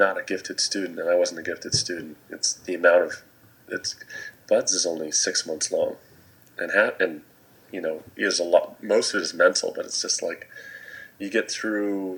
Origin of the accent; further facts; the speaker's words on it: New England, United States; also born or lived in California; I went to a pretty small high school in New England, and it was a public high school. I actually moved from California to New England when I was in elementary school